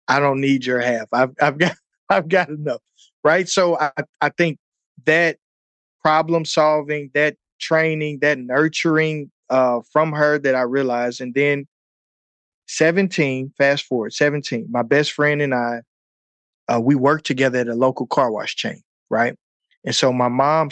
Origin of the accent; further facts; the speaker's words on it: St. Louis, Missouri, United States; I'm from St. Louis, Missouri, so we have all four seasons